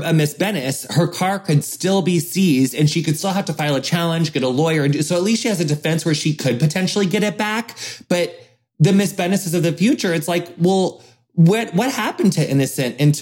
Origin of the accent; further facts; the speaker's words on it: the middle of America, Midwest, United States; a white person growing up in the middle of America.